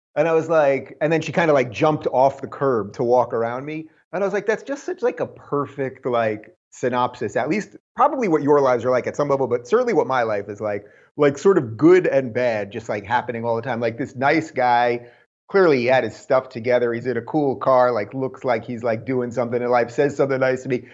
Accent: New York, United States; now in California, United States; I come from New York

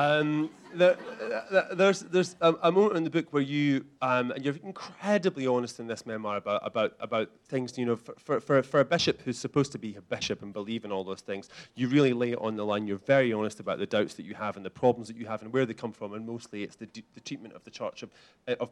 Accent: near Glasgow, Scotland, United Kingdom; I grew up near Glasgow

